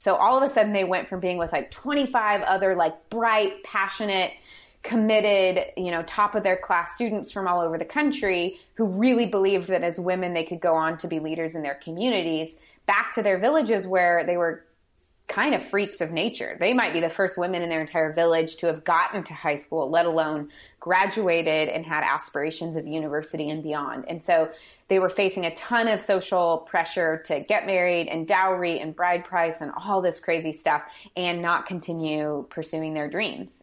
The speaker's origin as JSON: {"language": "English", "town": "St. Louis", "region": "Missouri", "country": "United States", "tie": "born or raised there", "said": "I grew up in St. Louis or right outside of St. Louis"}